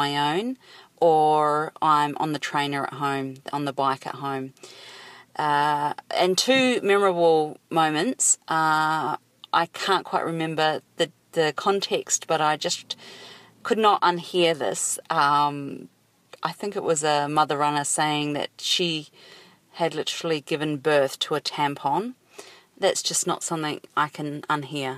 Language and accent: English; New Zealand; now in Sydney, Australia; I live in Sydney, Australia. I'm actually a Kiwi from New Zealand